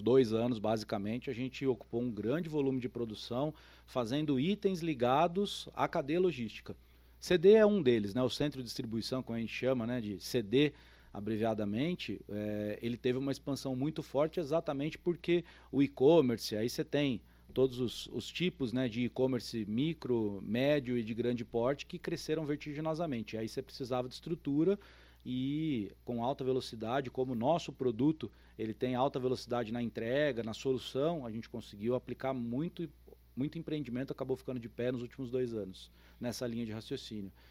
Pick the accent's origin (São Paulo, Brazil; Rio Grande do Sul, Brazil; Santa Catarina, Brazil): São Paulo, Brazil; moved away as an adult; also born or lived in São Carlos; now in São José do Rio Preto, Brazil; Eu sou paulistano, nasci em São Paulo, é, me mudei para estudar no interior de São Paulo, em São Carlos